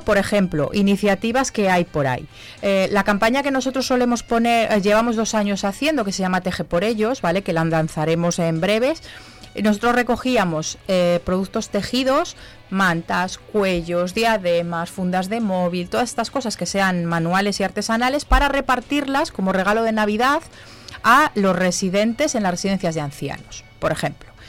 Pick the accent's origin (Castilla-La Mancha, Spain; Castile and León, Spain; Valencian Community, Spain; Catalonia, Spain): Castile and León, Spain; Zamora; yo soy de Zamora